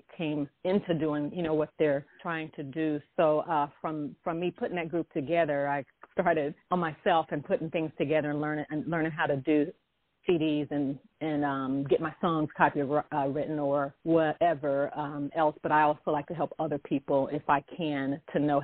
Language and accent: English; Kansas City, United States; I'm originally from Kansas City and grew up in the church with gospel music and also classical.